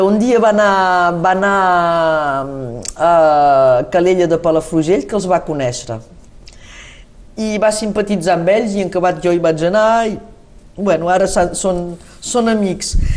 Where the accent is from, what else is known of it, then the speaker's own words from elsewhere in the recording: Saint-Nazaire, Occitania, France; also born or lived in Olot, Spain / Paris, France; jo he crescut tant a Sant Nazari com a Olot